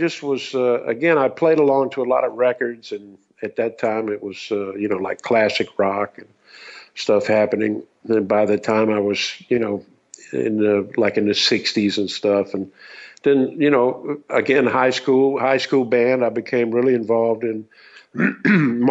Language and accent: English; Columbia, South Carolina, United States; I'm from Columbia, South Carolina, and I grew up pretty much